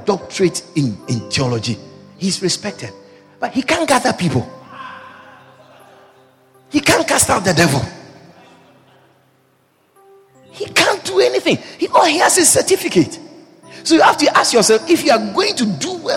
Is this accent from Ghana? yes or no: yes; Ghana; first language Twi; English is a second language; moved away; I said I was from Ghana